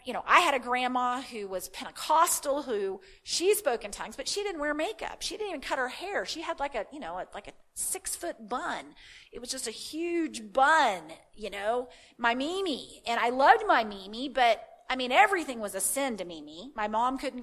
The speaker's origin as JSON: {"language": "English", "region": "the Bible Belt", "country": "United States", "tie": "born or raised there", "said": "I grew up in the Bible Belt"}